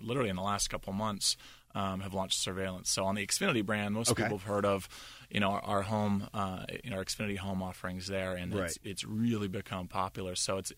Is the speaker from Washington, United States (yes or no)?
yes; Seattle, Washington, United States; moved away as an adult; also born or lived in Salt Lake City; now in Pittsburgh, United States; Born and raised in Seattle.